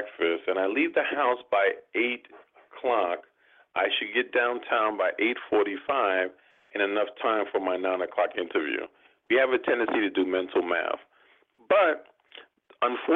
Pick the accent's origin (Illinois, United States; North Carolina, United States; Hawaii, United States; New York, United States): New York, United States; New York City; I'm from New York